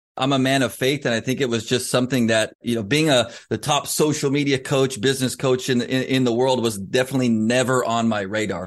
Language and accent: English; Southern California, United States; Growing up in Southern California